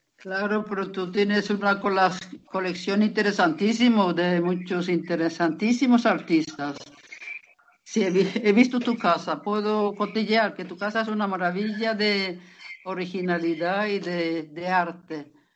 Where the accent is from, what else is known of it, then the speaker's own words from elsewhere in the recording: Lapland, Norrbotten County, Sweden; yo soy de Laponia